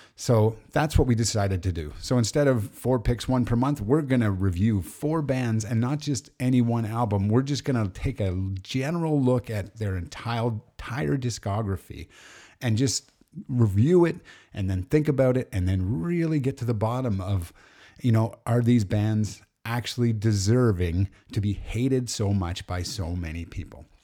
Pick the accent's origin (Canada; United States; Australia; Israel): Canada; Alberta; we're Canadian, and funny enough, the four of us all lived or were from Alberta